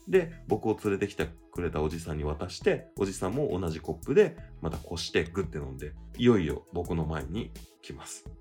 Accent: Tokyo, Japan; 日本、東京

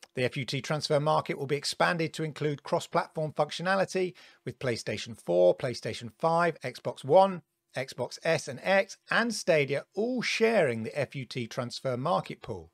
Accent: United Kingdom; growing up in Britain

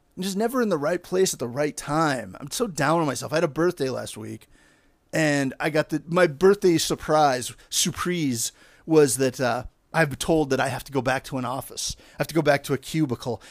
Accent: Pittsburgh, Pennsylvania, United States; moved away as an adult; now in Los Angeles, United States; I'm there with my dad coming from Pittsburgh

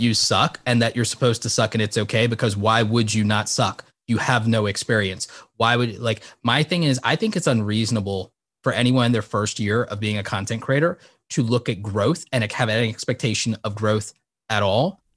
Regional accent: New York, United States; I was born in New York

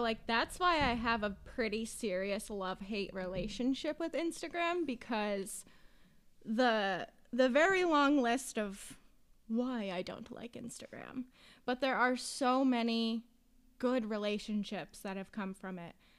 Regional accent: Western Massachusetts, United States; I'm from Western Mass

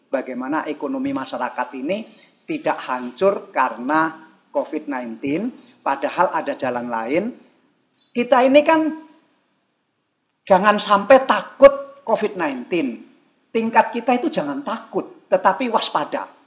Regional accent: East Kalimantan, Indonesia; seandainya provinsi seperti Kalimantan Timur itu kampung saya

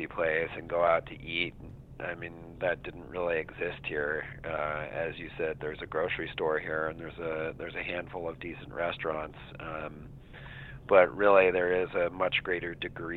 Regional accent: Santa Fe, New Mexico, United States; born or raised there; also born or lived in East Coast / West Coast; now in Vashon, United States

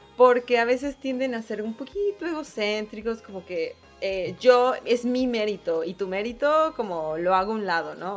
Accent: Mexico City, Mexico; accent: chilanga; moved away as an adult; now in Monterrey, Mexico; Y yo, de Ciudad de México

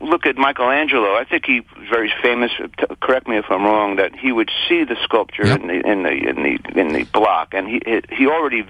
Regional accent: New York, United States; when I was growing up in New York

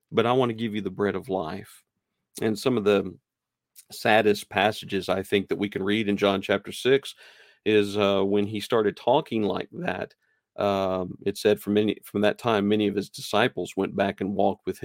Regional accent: New Mexico, United States; also born or lived in Nashville, Tennessee; I I claim New Mexico as a place that I was kind of raised and you know where I grew. But I was born in Nashville, Tennessee.

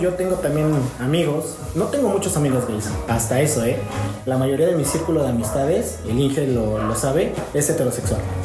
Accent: San Pedro Cholula, Puebla, Mexico; soy originario de San Pedro Cholula, tengo 26 años

